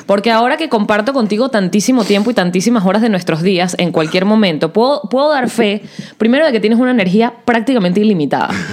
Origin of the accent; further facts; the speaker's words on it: Venezuela; accent: Venezuelan; moved away as an adult; also born or lived in Puerto Rico; yo hablaba con mi acento venezolano